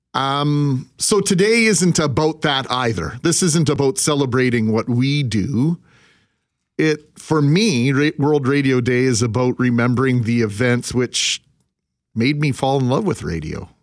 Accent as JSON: {"language": "English", "town": "Brandon", "region": "Manitoba", "country": "Canada", "tie": "born or raised there", "said": "growing up in Brandon"}